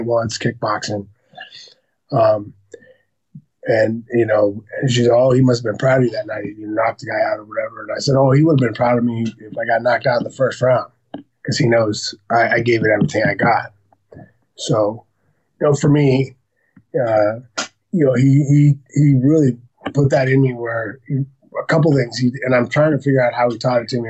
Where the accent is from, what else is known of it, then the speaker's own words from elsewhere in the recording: Santa Barbara, California, United States; now in Calabasas, United States; Born and raised in Santa Barbara.